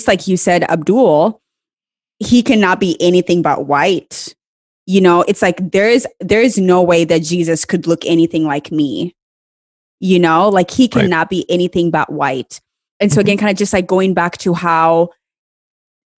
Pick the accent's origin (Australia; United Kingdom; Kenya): Kenya; I grew up in Kenya, which is maybe like 99.99% Black people.